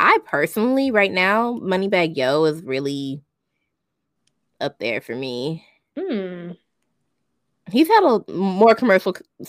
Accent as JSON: {"language": "English", "region": "Texas", "country": "United States", "also_born_or_lived": "Houston", "said": "I'm not from Houston, but I'm from Texas."}